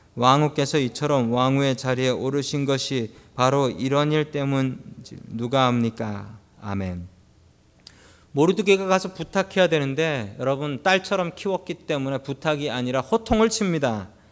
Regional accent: South Korea; now in United States

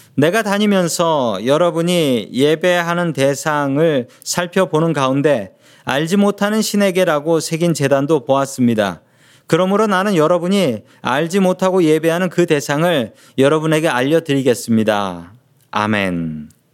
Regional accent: Seoul, South Korea; 제가 어렸을 적부터 계속 자랐던 동네가 있습니다. 그 동네 이름은 그 서울에 있는 봉천동이라는 동네였습니다.

